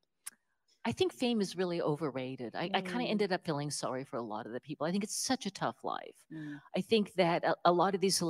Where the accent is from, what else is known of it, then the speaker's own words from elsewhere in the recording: West Virginia, United States; also born or lived in New York City; now in Central Virginia, United States; I'm from West Virginia